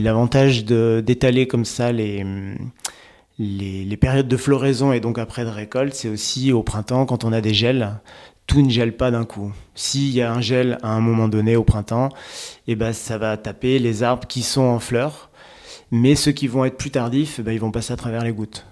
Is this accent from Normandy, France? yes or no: no; Charente-Maritime, Nouvelle-Aquitaine, France; je suis originaire de Charente-Maritime